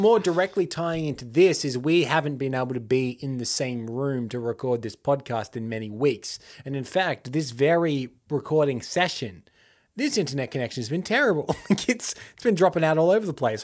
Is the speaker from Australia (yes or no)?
yes; Australia; we're Australian